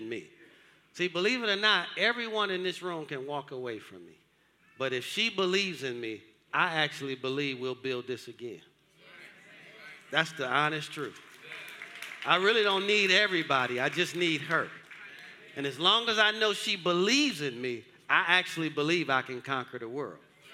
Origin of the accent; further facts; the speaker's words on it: Detroit, Michigan, United States; moved away as an adult; now in Georgia, United States; I grew up in Detroit. I grew up hard.